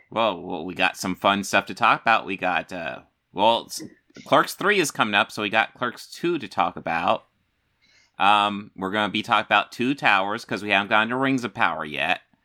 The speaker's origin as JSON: {"language": "English", "country": "United States", "said": "I'm an American"}